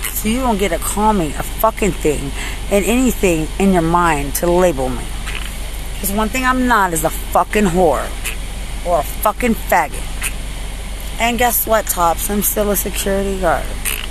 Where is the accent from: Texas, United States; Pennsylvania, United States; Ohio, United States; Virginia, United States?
Texas, United States; Lubbock; I'm from Lubbock. I'm not perfect, but I was never yours to exploit as a homicide.